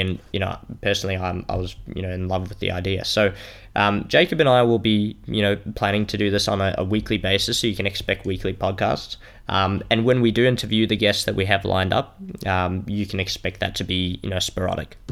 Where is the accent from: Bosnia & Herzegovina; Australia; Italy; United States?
Australia; Melbourne, Victoria; I'm from Melbourne here in Australia.